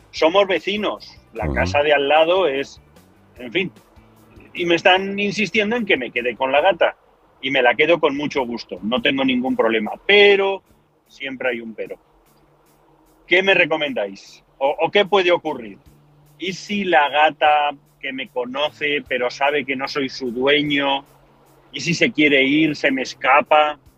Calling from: Arizona, United States; el de Arizona, en los United States.

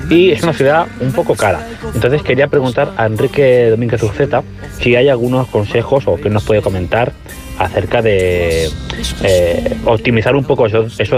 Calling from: Valencia, Valencian Community, Spain

